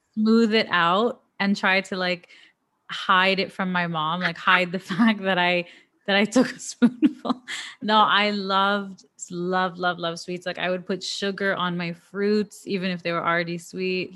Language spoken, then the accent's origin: English; Canada